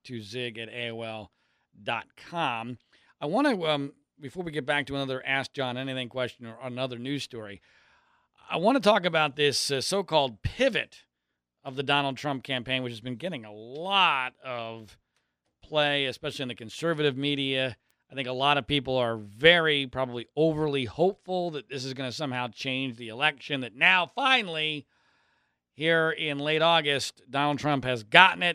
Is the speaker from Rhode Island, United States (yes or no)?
no; Philadelphia, Pennsylvania, United States; I grew up in Philadelphia.